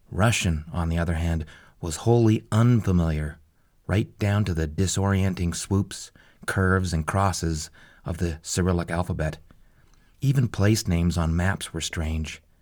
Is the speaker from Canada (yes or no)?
yes; Calgary, Alberta, Canada; If you draw a line roughly through the North Pole from my hometown of Calgary, Alberta, and follow it across the Arctic to 60 degrees north on the other side of the planet